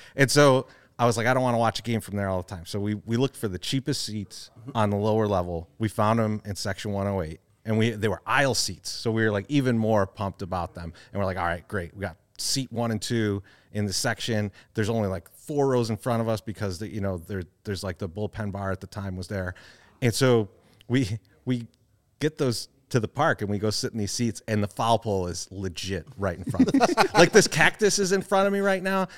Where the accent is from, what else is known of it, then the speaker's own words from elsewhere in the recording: Chicago, Illinois, United States; we grew up in Bridgeport